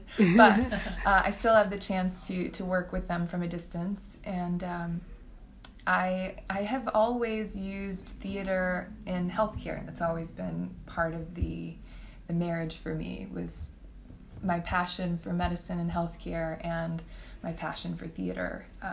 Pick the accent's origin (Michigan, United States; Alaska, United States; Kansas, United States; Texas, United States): Texas, United States; now in Fort Worth, United States; I'm born and raised in Texas and thought I would never live here again